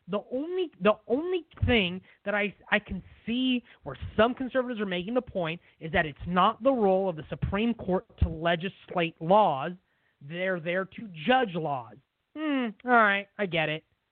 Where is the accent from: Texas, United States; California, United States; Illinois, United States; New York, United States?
California, United States; West Sacramento; So here in my hometown